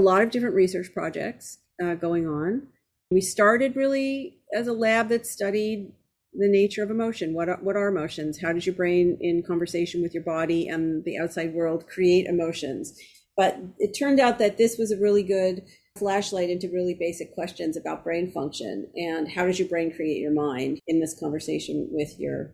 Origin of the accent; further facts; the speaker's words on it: Toronto, Ontario, Canada; moved away; I'm originally Canadian. I'm from Toronto.